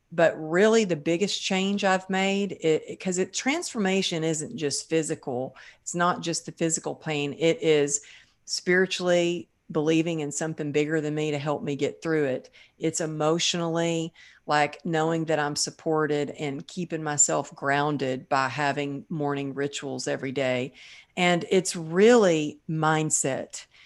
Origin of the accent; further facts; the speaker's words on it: Texas, United States; growing up in Texas